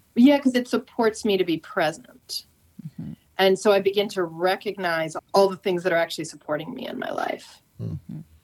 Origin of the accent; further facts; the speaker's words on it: San Francisco, California, United States; now in Santa Cruz, United States; I'm from San Francisco